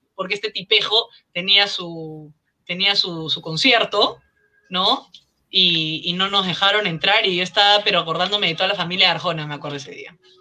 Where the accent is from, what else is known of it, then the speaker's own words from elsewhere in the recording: Lima, Peru; mi infancia en Maranga San Miguel